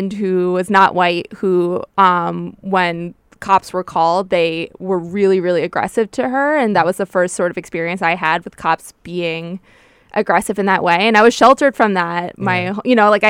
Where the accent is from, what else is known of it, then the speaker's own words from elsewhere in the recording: a suburb right outside New York City, United States; I grew up in a suburb right outside New York City